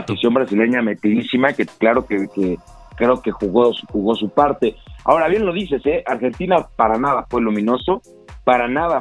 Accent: Mexico

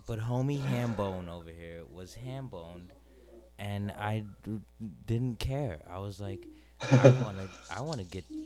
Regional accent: New York, United States; I'm from New York

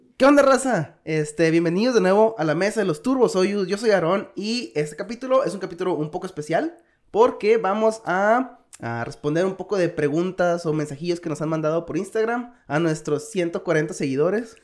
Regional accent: Hermosillo, Sonora, Mexico; moved away as an adult; also born or lived in Guadalajara, Mexico; now in South Korea; Soy de Hermosillo, Sonora

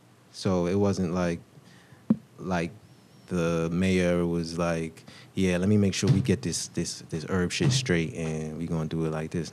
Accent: New York, United States; I'm from New York. I was born in New York.

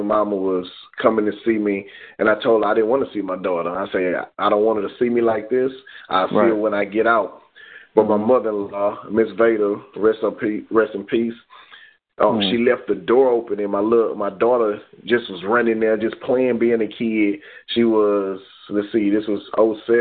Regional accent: Bay City, Texas, United States; I come from what they call Bkelfa, Texas, Bay City, Texas

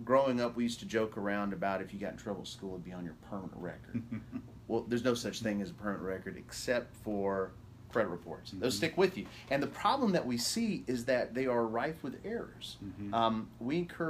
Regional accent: Ozark, Alabama, United States; moved away as an adult; also born or lived in Homewood, Alabama; I grew up in Ozark, Alabama.

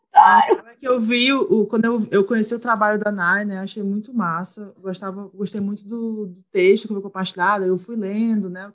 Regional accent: Fortaleza, Ceará, Brazil; moved away; also born or lived in Rio de Janeiro; sou de Fortaleza, do Ceará

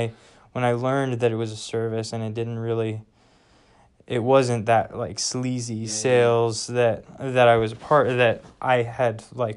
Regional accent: Midwest, United States; We're from the Midwest, but we were out in West Virginia for my wife's master's degree.

